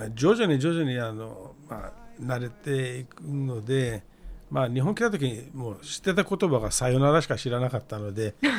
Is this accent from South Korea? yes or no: no; Iran; Japanese is a second language; moved away as an adult; now in Tokyo, Japan; あのイランから来まして